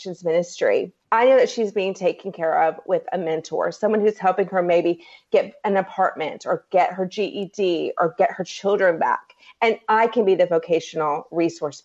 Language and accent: English; Myrtle Beach, South Carolina, United States; moved away as an adult; now in Raleigh, United States; I grew up in Myrtle Beach